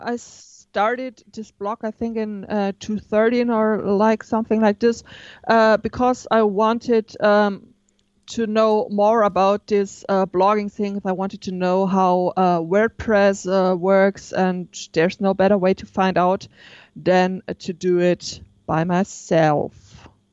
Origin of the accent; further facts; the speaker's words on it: near Stuttgart, Baden-Württemberg, Germany; I'm from the south of Germany, um, nearby Stuttgart.